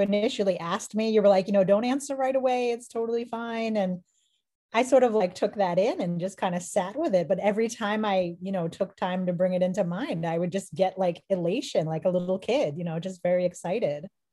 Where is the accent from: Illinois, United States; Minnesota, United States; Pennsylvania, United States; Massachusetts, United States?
Massachusetts, United States; Boston; I hail from Boston, Massachusetts